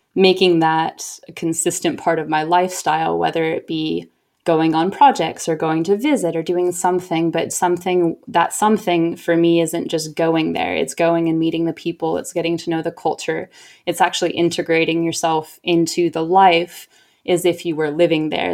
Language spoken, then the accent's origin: English; Oregon, United States; moved away as an adult; also born or lived in Boston / Canada / El Salvador / Chile; now in Sydney, Australia; growing up in Oregon until I was ten